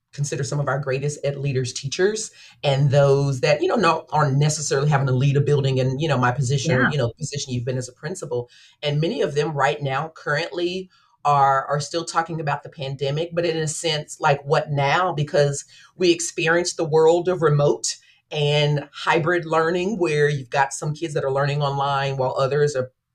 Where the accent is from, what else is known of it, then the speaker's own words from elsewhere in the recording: Dallas, Texas, United States; moved away as an adult; now in Wichita, United States; I was born and raised in Dallas, graduated from Dallas Independent School District